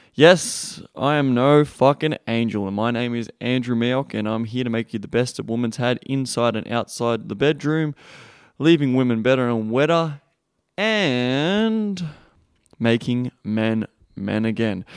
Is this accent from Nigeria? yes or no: no; Australia; I'm from Australia